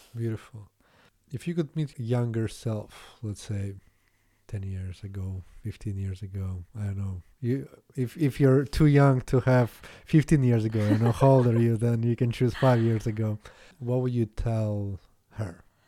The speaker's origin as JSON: {"language": "English", "country": "Latvia", "also_born_or_lived": "Canada", "second_language": "English", "moved": "yes", "said": "I'm not from Russia, so, but Latvia was part of U S S R"}